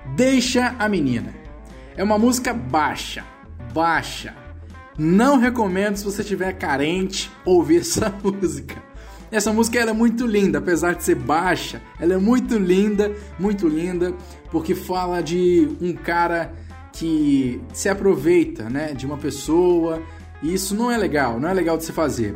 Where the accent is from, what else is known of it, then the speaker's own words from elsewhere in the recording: Vitória, Espírito Santo, Brazil; Eu moro no Espírito Santo, sou aqui de Vitória